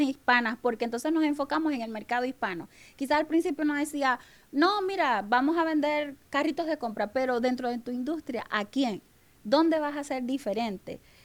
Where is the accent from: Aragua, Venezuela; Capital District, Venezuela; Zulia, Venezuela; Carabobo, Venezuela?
Zulia, Venezuela; Maracaibo; moved away as an adult; now in Puerto Rico; yo soy venezolana, vengo eh, de Venezuela, de Maracaibo, que le llaman la tierra del sol amado